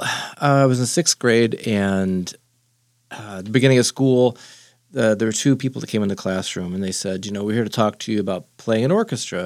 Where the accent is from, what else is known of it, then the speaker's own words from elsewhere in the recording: San Angelo, Texas, United States; my town, where I grew up in San Angelo